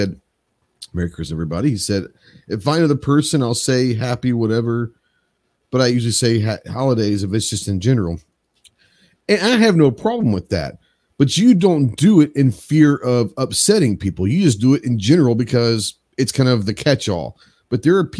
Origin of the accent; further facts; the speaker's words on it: rural Arkansas, United States; In the Walmart in my hometown, where there's, you know, 10, 12,000 people that live here in rural Arkansas